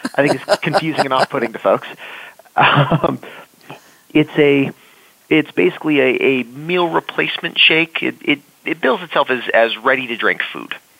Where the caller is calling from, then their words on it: Los Angeles, California, United States; I am calling in from Los Angeles.